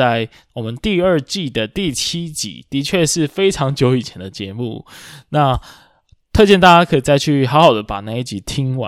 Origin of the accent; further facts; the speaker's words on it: Kaohsiung, Taiwan; 像身为高雄人的我啊，以前就非常喜欢那一个区域。